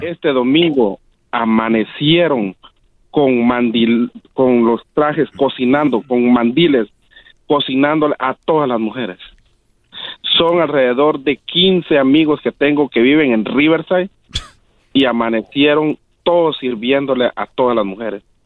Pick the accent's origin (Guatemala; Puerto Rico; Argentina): Guatemala; Quiriguá, Izabal; Yo soy de Quiriguá, las ruinas de Quiriguá y Zabal ah, Guatemala